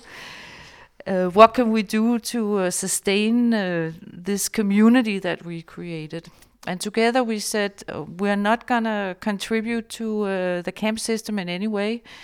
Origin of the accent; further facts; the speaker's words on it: Denmark; I was born in Denmark